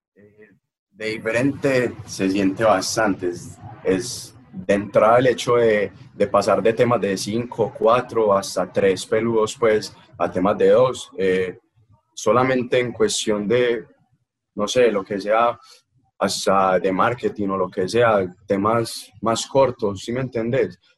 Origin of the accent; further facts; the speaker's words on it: Caldas, Antioquia, Colombia; yo soy de Caldas